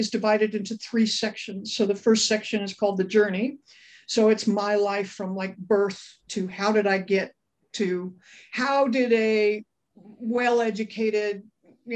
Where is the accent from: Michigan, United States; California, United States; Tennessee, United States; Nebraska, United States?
California, United States; Los Angeles; I grew up in Brentwood, California